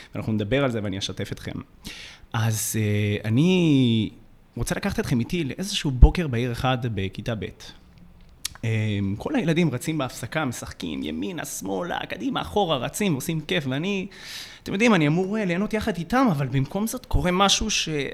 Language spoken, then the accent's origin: Hebrew; Jerusalem, Jerusalem District, Israel; במרכז העיר בירושלים, שם גדלתי